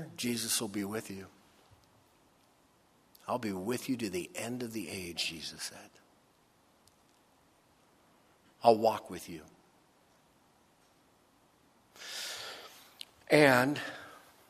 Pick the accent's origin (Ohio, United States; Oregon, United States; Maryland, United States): Ohio, United States; Dayton; moved away; When I grew up in Ohio. I spent about 4 or 5 years there. Dayton, Ohio.